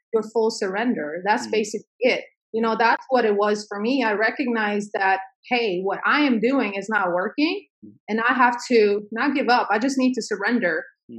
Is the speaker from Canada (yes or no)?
no; Sweden; now in United States; my parents had to escape a civil war i grew up in mm. sweden